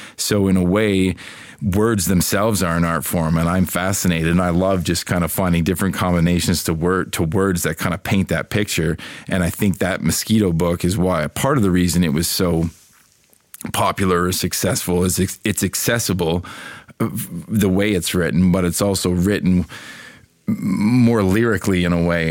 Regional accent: Canada; moved away; I'm Canadian. I grew up in Canada.

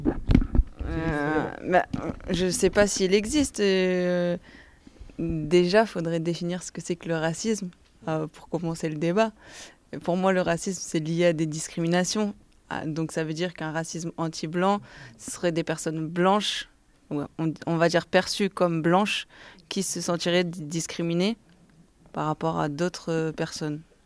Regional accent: Montpellier, Occitania, France; now in Paris, France; Je viens de Montpellier à la base

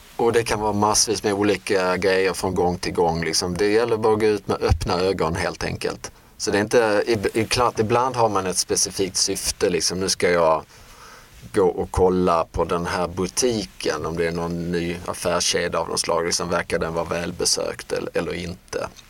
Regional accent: Sweden; Som svenskar

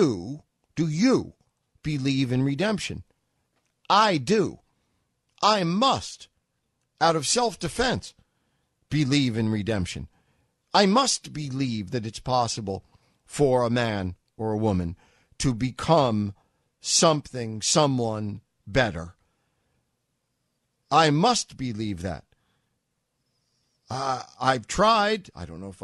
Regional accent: New York City, New York, United States; as a New Yorker.

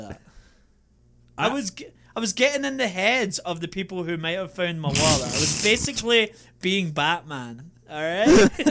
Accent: Scotland, United Kingdom; But the guy really liked my accent. We got to talking about Scotland, so he passed me.

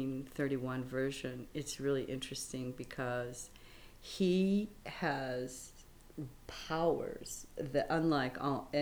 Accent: Moline, Illinois, United States; moved away as an adult; now in Chicago, United States; I actually grew up in the Quad Cities, Moline and Rock Island, Davenport and Bettendorf. It's right on the Mississippi River. And I grew up in Moline.

